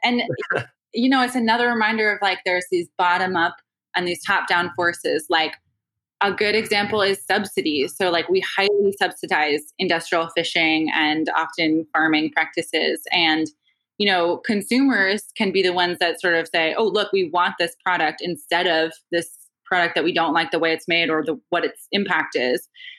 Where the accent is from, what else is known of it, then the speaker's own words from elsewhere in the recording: Northeast, United States; like a great example is I'm Irish Catholic from the Northeast, right?